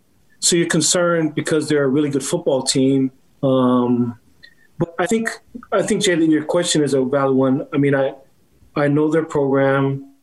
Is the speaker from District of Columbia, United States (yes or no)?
no; Laie, Hawaii, United States; I mean, to have two Polynesian young men, we're both from Laie, you know what I mean? So if anybody's ever been to Laie, that would even make it more remarkable, just how small the town is.